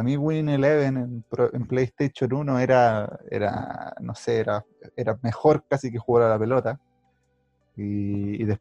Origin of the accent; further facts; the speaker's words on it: Chile; Claro, no. Soy chileno, pero no me gusta Claudio Palma.